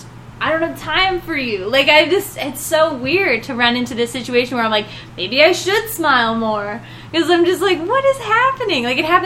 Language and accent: English; the South, United States; now in Las Vegas, United States; I grew up in the South, so it's like I have this, like, sort of, like, charm, be always nice.